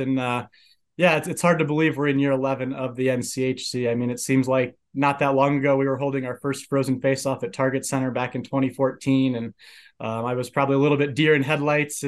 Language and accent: English; Oxford, Ohio, United States; moved away as an adult; now in Colorado Springs, United States; I'm actually originally from Oxford, Ohio, so home of the Miami University Redhawks